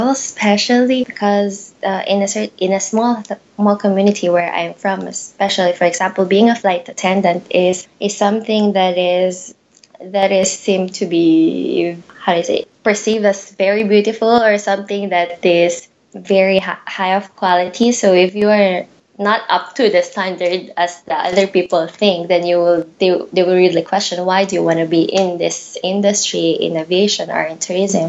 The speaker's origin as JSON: {"language": "English", "town": "Angeles City", "region": "Central Luzon", "country": "Philippines", "tie": "born or raised there", "moved": "yes", "lives_now": "Middle East", "said": "I'm from Philippines. I was born in the culinary capital, which is Angeles City."}